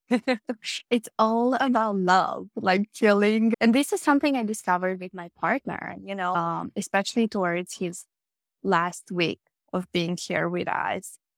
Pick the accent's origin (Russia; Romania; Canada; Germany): Romania; I grew up Catholic in Romania